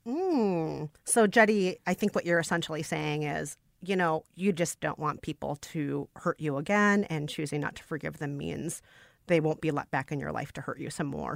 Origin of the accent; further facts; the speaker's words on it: Minnesota, United States; a Minnesotan